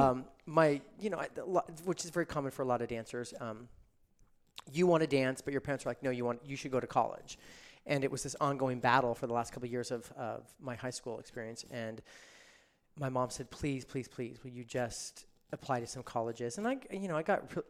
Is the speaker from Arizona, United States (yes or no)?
no; Reno, Nevada, United States; moved away as an adult; now in Los Angeles, United States; I grew up in Reno, Nevada, which is just one state over.